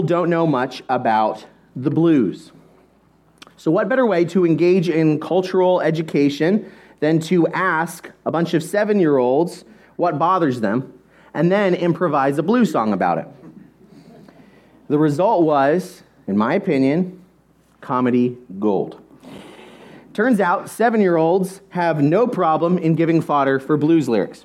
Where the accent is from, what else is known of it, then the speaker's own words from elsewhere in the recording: Philadelphia, Pennsylvania, United States; moved away as an adult; now in Louisville, United States; We're from the Philadelphia area